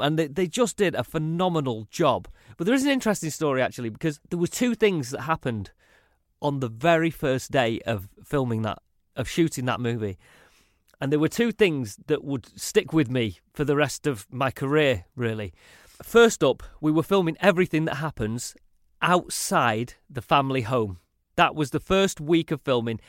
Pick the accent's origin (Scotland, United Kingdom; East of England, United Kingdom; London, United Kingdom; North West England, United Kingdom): North West England, United Kingdom; Salford; accent: northern; also born or lived in Manchester; my upbringing was very kind of traditional Mancunian, really.